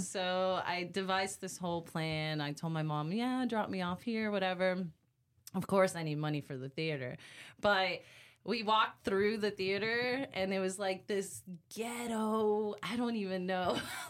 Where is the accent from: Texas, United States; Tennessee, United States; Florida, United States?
Florida, United States; Orlando; In Orlando, Florida.